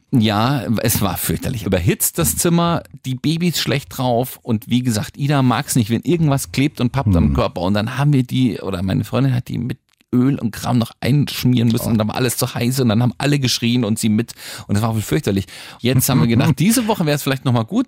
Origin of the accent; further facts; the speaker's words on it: Franconia, Bavaria, Germany; wir sind nicht konservativ in Franken, wir sind auch nicht katholisch